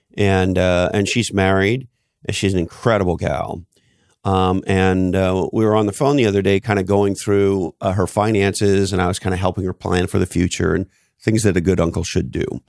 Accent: Canada; moved away; I grew up in Canada

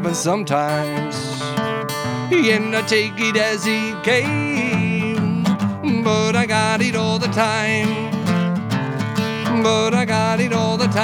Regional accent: Plainfield, Indiana, United States; moved away as an adult; now in Bloomington, United States; I grew up in Plainfield, but I came down here right after high school

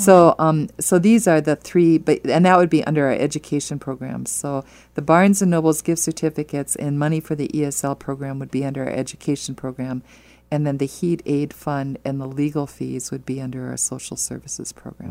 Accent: Wisconsin, United States; now in Omaha, United States; I'm from Wisconsin

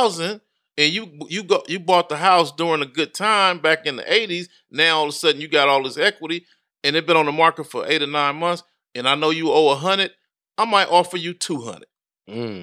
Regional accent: Compton, California, United States; I grew up in Compton, California

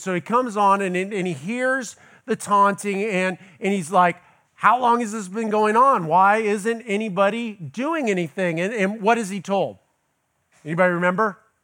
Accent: Los Angeles, California, United States; now in Tallahassee, United States; I'm originally from Los Angeles

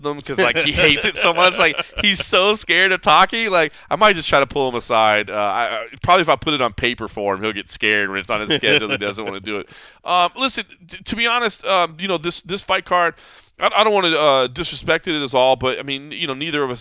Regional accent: Dallas, Texas, United States; my hometown represent

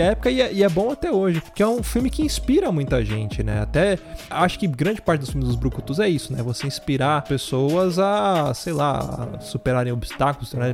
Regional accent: Brazil; apenas um brasileiro

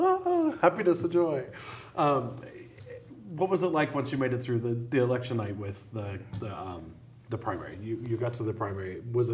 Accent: Helena, Montana, United States; See, and I grew up in Helena

